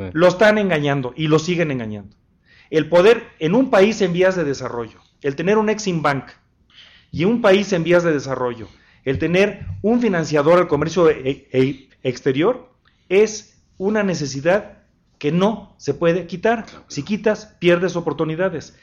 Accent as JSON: {"language": "Spanish", "region": "Guanajuato", "country": "Mexico", "said": "En mi tierra, que es Guanajuato"}